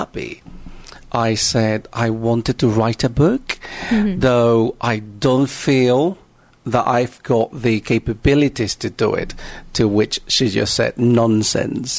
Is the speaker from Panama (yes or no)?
yes; Panama; I am originally from Panama